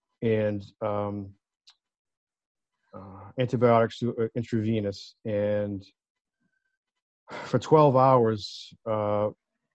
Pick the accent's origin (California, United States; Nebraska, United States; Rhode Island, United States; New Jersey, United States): Rhode Island, United States; Warwick; Kent County Hospital in Warwick, Rhode Island, in our backyard, my backyard. I was born there on April 8th, 1970